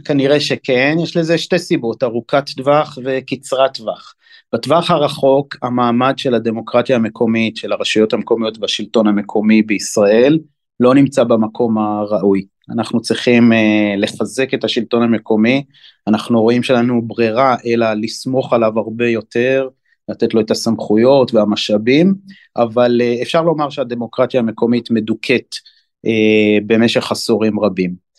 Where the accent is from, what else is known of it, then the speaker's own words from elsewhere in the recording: Haifa, Haifa District, Israel; now in Binyamina, Israel; גדלתי ושותף בהרבה מאוד דברים בחיפה, עיר אה, הולדתי